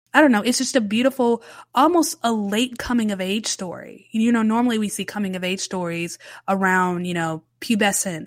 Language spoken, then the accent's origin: English; United States; I'm American and we say parking lot.